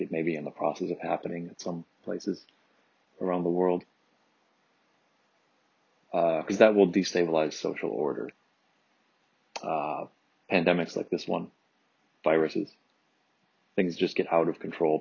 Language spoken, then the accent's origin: English; Michigan, United States; moved away; my home state of Michigan